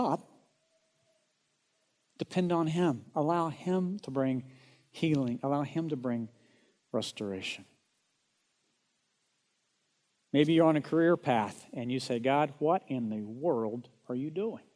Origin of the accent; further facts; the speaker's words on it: Oklahoma, United States; moved away as an adult; also born or lived in Dallas, Texas; I'm from Oklahoma